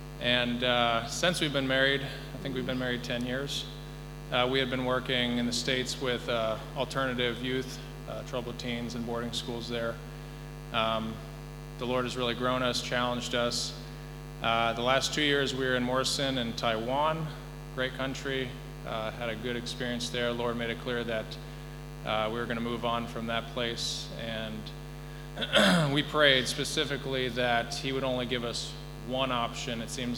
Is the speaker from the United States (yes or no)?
no; Gabon; I grew up in Africa. I was born in Gabon, and went to boarding school at the age of 6